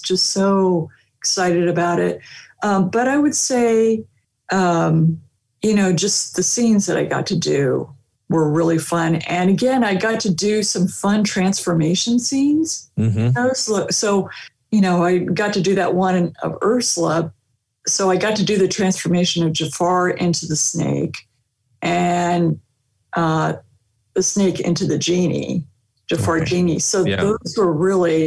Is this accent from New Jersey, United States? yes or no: no; Torrance, California, United States; I'm from Torrance, California